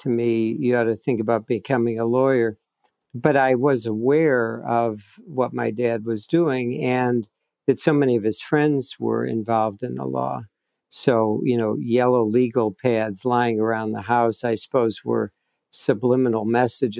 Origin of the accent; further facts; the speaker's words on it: Chicago, Illinois, United States; I grew up in the American Midwest in Chicago